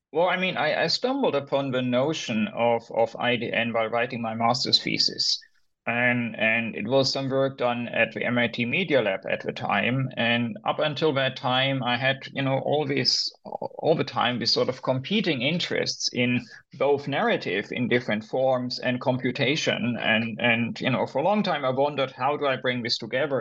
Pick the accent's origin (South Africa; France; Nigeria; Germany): Germany; moved away as an adult; also born or lived in United States; I'm originally from Germany.